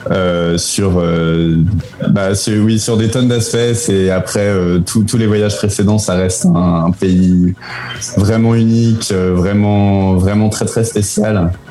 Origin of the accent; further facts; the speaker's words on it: France; moved away; also born or lived in Spain / Belgium / Chile; ça fait déjà 8-9 ans que je suis parti de France et que je suis pas vraiment retourné à part pour voir la famille et manger un peu de fromage.